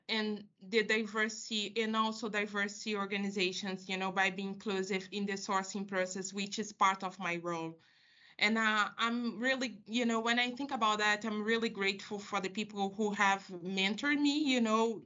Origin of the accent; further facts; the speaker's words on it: Rio de Janeiro, Brazil; I'm from Rio de Janeiro, and I was raised by a very strong woman